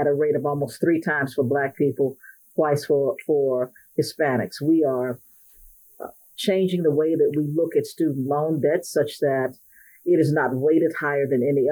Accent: Cleveland, Ohio, United States; I grew up in Cleveland

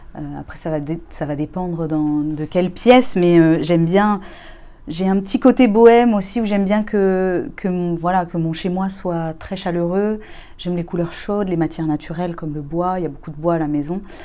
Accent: Rennes, Brittany, France; moved away as an adult; also born or lived in Barcelona; je suis partie, j'avais 21 ans de Rennes

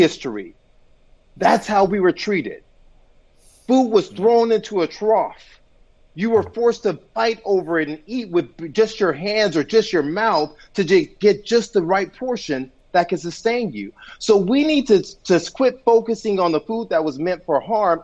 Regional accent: Compton, California, United States; I grew up in Compton, California.

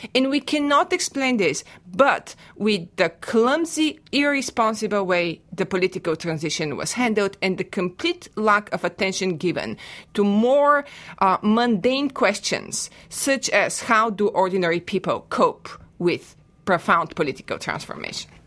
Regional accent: Bulgaria; now in United States; I am a native of Bulgaria and I teach Eastern European history at The Ohio State University

